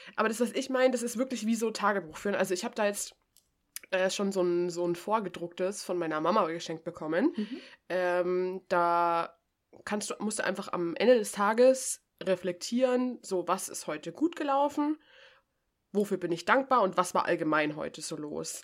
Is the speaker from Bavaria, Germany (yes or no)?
yes; Bavaria, Germany; für mich als Bayerin